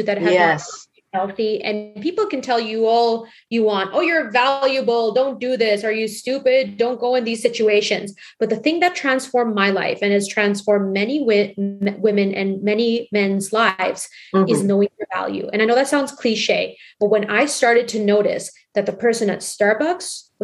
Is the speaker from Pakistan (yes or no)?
yes; Pakistan; I'm Pakistani, so we like to move.